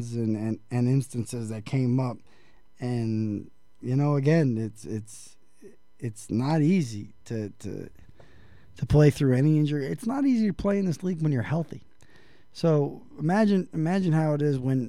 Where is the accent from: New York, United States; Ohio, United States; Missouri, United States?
New York, United States; New York City; moved away; I'm originally from New York City, and, you know, I lived all over, and I lived in Brooklyn